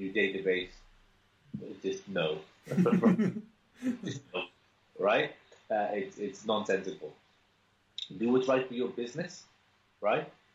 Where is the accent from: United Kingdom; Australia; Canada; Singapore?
United Kingdom; Cardiff, Wales; I'm from Cardiff